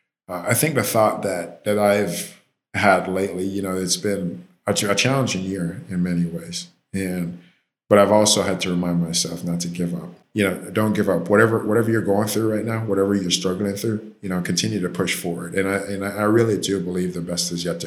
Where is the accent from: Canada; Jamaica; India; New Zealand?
Jamaica; now in Miami, United States; I'm Jamaican